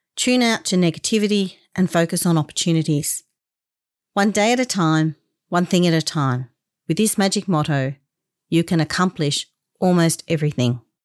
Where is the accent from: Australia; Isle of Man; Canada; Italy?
Australia; being the proud Australian I am, I consider it a privilege to live here